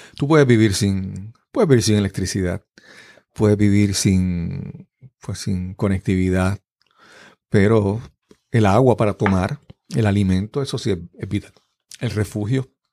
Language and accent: Spanish; Yabucoa, Puerto Rico; yo nací en el pueblo de Yabucoa. Yabucoa es en el sureste de Puerto Rico